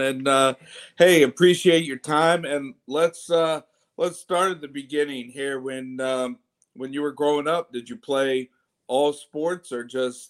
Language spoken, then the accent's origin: English; Chesapeake, Virginia, United States; growing up in Western Branch